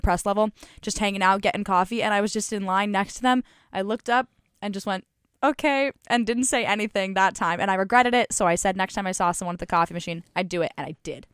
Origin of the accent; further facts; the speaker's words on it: Colorado, United States; moved away; I was born and raised in Colorado